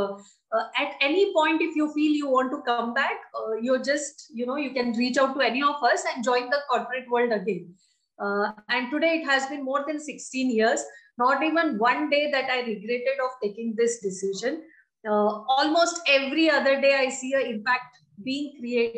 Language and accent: English; Dandeli, Karnataka, India; moved away as an adult; also born or lived in Bangalore; I'm born and brought up in Dandeli, lovely place in North Karnataka